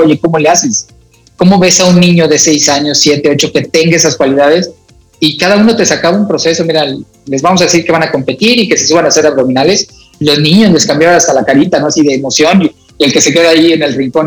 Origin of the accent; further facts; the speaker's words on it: Naucalpan, State of Mexico, Mexico; ahí me crié en la unidad Cuauhtémoc